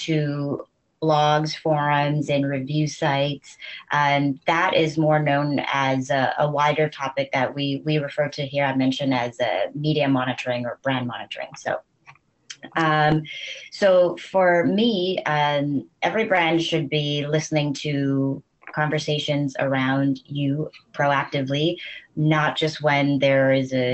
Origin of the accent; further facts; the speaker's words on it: Vancouver, British Columbia, Canada; moved away as an adult; now in Paris, France; I'm originally from Vancouver, Canada. So I'm Canadian, and I've been in Paris